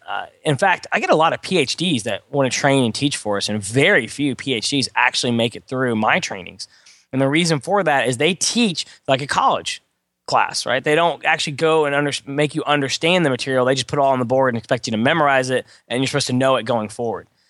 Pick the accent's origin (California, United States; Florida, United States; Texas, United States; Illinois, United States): Texas, United States; Beaumont; I was born and raised in Beaumont, Texas, which is a small town near Houston